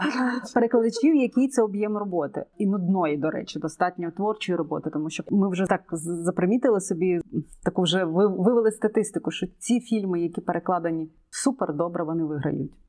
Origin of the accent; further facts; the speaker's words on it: Ukraine; Я українська болгарка